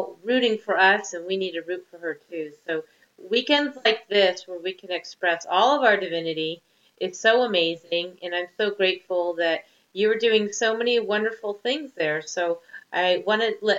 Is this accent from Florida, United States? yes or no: no; Topanga, California, United States; moved away as an adult; also born or lived in Albuquerque, New Mexico; now in Naples, United States; I come from Topanga Canyon, the hippie colony of Southern California. And I grew up also, my mom was a complete esoteric hippie